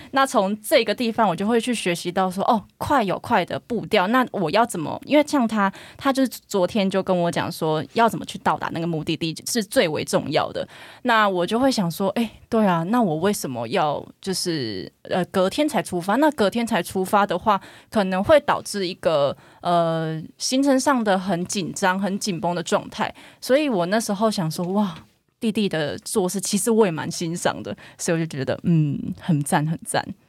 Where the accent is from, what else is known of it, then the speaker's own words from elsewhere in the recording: Kaohsiung, Taiwan; 我是高雄人，真的是高雄怂